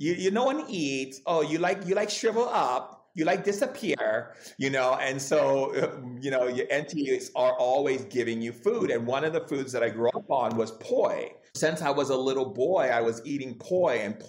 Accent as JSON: {"language": "English", "region": "Hawaii", "country": "United States", "tie": "born or raised there", "also_born_or_lived": "California", "said": "I grew up in Hawaii and California"}